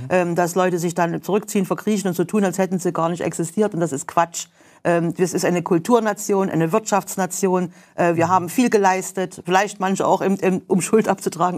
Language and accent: German; Germany; ich mich gerne als Deutscher